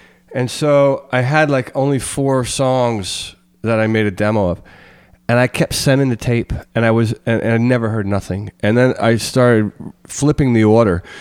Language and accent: English; Reading, Pennsylvania, United States; moved away; we're from Pennsylvania, right. Reading, Pennsylvania, which is about a 45-minute drive west of Philadelphia